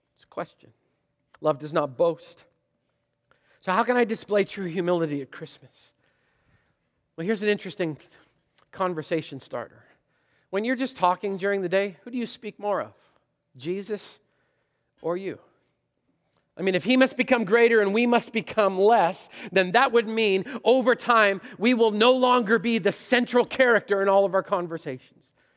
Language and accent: English; Canada; moved away; I'm Canadian